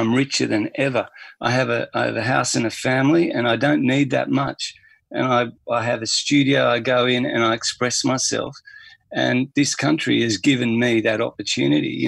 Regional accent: Australia; being Australian.

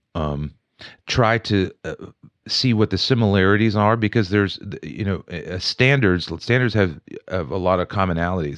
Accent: Wheeling, West Virginia, United States; moved away as an adult; also born or lived in Morgantown, West Virginia; now in Pittsburgh, United States; when I grew up in Wheeling, the city to me was Pittsburgh

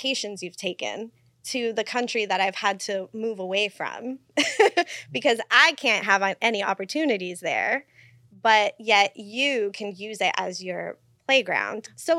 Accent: Puerto Rico; And so we start going down the rabbit hole of where I'm from and, you know, Puerto Rico

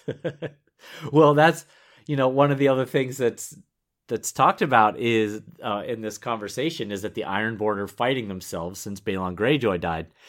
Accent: Pittsburgh, Pennsylvania, United States; I grew up in the Steel City of Pittsburgh, Pennsylvania

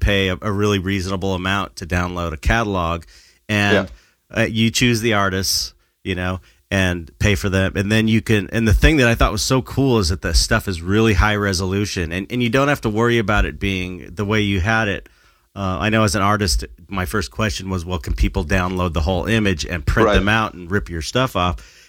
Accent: United States; but I'm the American

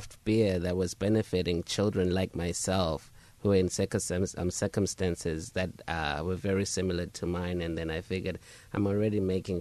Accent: Zimbabwe; also born or lived in South Africa; now in United States; Yes, I was born and raised in Southern Africa. I did come to America in 2009, so I was born in Zimbabwe, and I spent some of my childhood in South Africa.

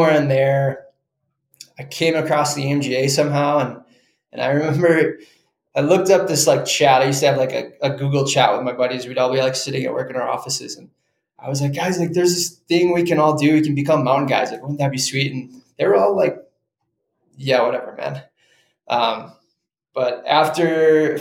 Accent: Chicago, Illinois, United States; moved away; I grew up in Chicago

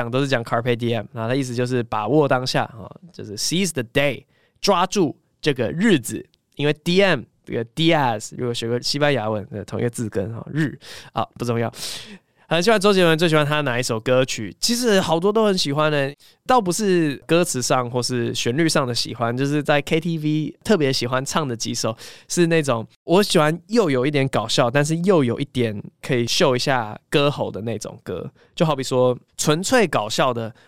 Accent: Taiwan; also born or lived in Cambridge, Massachusetts, United States; 我后来离开了东岸嘛，我八岁就回台湾嘛

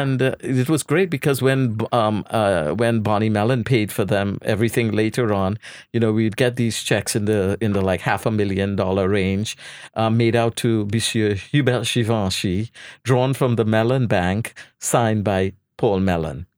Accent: Trinidad & Tobago; moved away; I was born in Trinidad

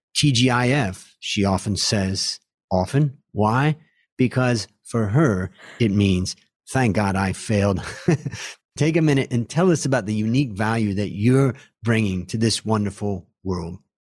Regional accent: United States; moved away as an adult; now in Thailand; as an American who lives in Thailand now for thirty years of my life

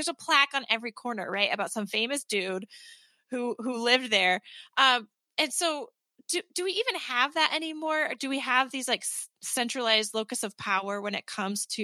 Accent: United States; I'm an American, I'm middle class

